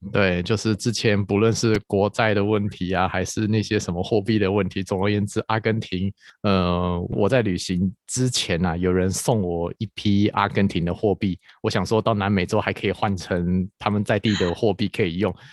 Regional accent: Taiwan; 对于我们台湾人来说

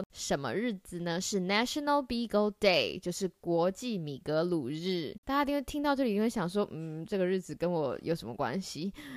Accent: Taiwan; 在台湾，我不知道你们家是不是，但是在我们家就是小朋友都会有一个，呃，绰号

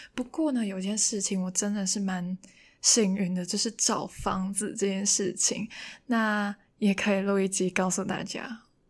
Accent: Hong Kong; first language Cantonese; Chinese is a second language; moved away as an adult; now in Taiwan; 除了跟父母聊天以外呢，我觉得可能自言自语的时候也可以用一下广东话

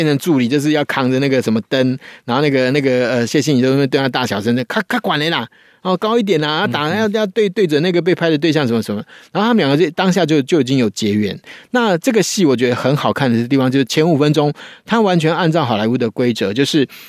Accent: Taiwan; 其实我们台湾人都是这样子啊

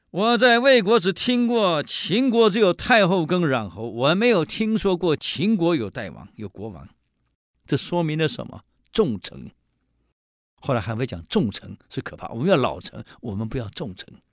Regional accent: Taiwan; 我们台湾人有一句俗语

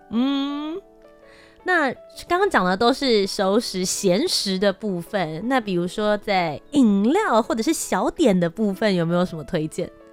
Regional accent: Taiwan; 身为台湾人到国外去

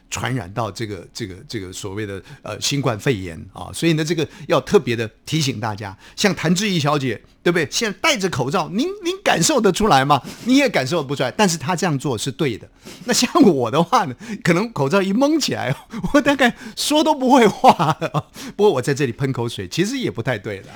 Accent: Taiwan; 我们台湾话讲说幼气也啊，非常的幼齿啊。

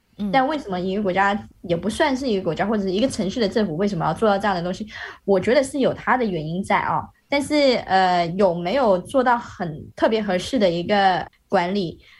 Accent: Malaysia; now in China; 我是外国人嘛，我在这边，嗯、但是呃中国和马来西亚是互惠国， 所以我在中国打疫苗是免费的。

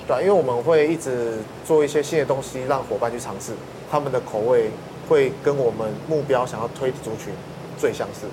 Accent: Taiwan; 我们台湾人熟悉的食物

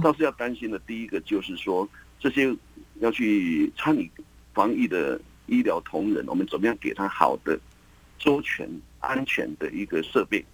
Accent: Taiwan; 我们台湾人

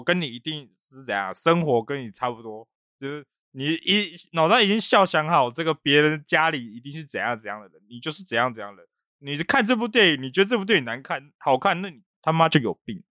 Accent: Guangxi, China; 我是广西来啊啊，你以为中国人是怎样？

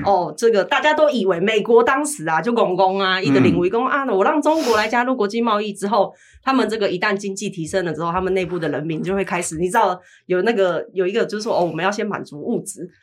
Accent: Taiwan; 我们这一代台湾的年轻人，我们从小就在台湾长大，土生土长

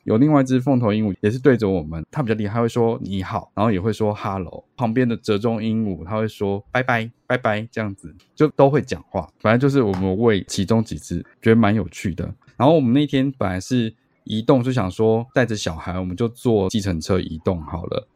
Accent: Taiwan; 我回答我是台湾人

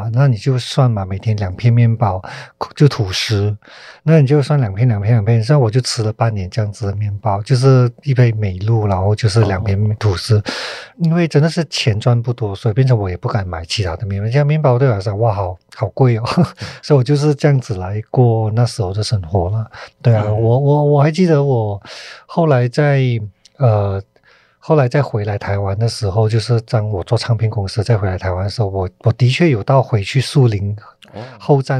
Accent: Malaysia; 那我就我就想要做我我我自己在这片土地长大的关于人的事情。所以在二零一四年，我就叫了一个叫《分贝人生》的题材来金马创投嘛。所以从那时候开始，我就很笃定的说，我想做。我接下来有机会做的话，我都想说马来西亚这一片土地上面人的故事。

